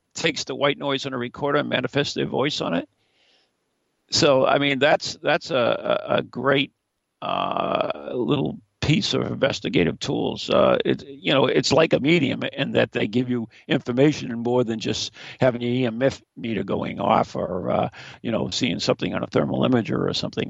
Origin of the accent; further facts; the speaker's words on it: New England, United States; we're from New England up here